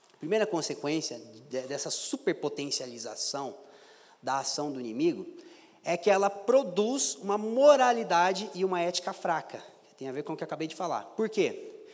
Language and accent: Portuguese; Brazil; sou pobre, sou brasileiro